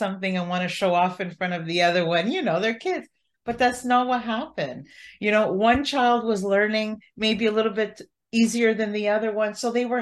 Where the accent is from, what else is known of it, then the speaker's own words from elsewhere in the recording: Canada; as a Canadian